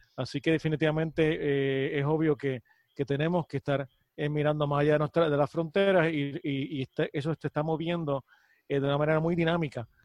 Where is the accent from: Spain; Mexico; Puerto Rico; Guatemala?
Puerto Rico; como puertorriqueño